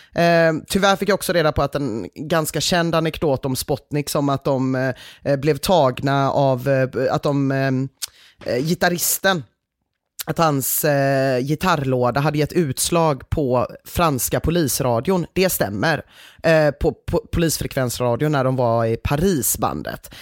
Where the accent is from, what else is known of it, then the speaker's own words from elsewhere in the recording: Gothenburg, Västra Götaland, Sweden; man som göteborgare